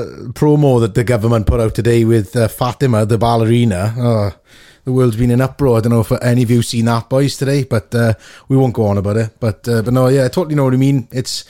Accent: Port Talbot, Wales, United Kingdom; people who I grew up with in Portalbert who've gone on, yourself, Cathy, Scott Arthur, lots of people from Wales

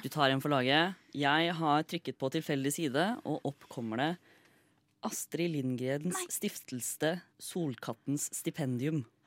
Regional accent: Østfold, Norway; Jeg er fra Østfold

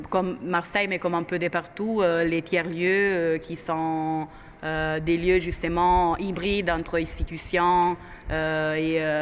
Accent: Italy; moved away; Je suis italienne.

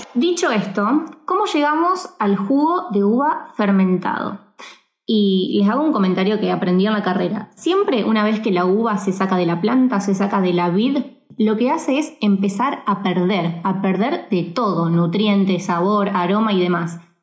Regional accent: Argentina; como argentinos

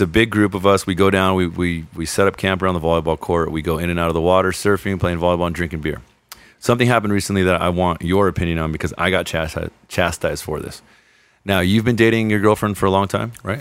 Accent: Redondo Beach, California, United States; also born or lived in Lomita, California; I was born here in the South Bay, just uh, just down in Lomita

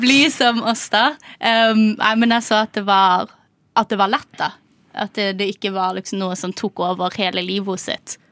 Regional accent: Kristiansand, Agder, Norway; moved away as an adult; now in Oslo, Norway; jeg er også fra Kristiansand

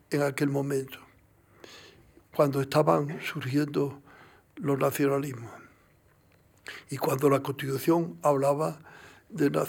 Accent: Andalusia, Spain; Yo, yo, yo, soy andaluz

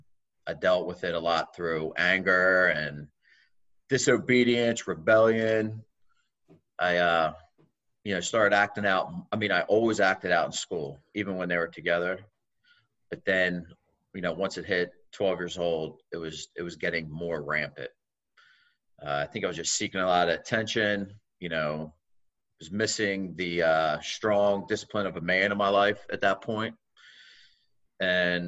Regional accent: Wilmington, Delaware, United States; also born or lived in Newark, Delaware; So I grew up around Wilmington in Newark, Delaware

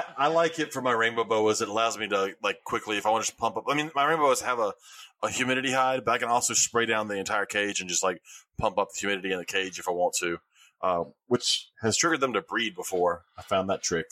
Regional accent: Alabama, United States; I'm from Alabama

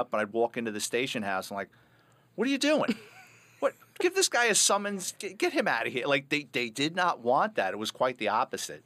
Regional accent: New York City, New York, United States; I'm a Bronx kid, born and raised in New York City

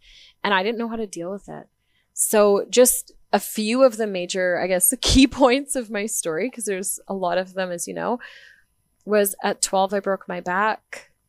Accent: Vanderhoof, British Columbia, Canada; I was born in Vanderhoof, BC.

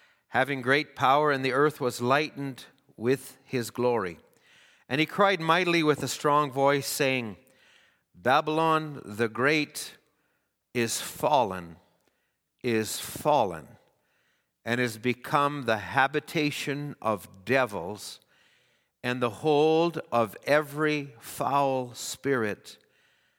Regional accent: Edmonton, Alberta, Canada; I was born in Edmonton

